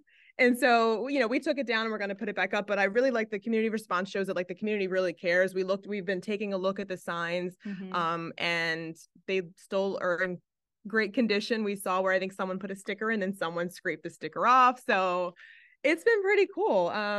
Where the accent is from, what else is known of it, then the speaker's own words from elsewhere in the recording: Philadelphia, Pennsylvania, United States; Yeah, I'm from West Philly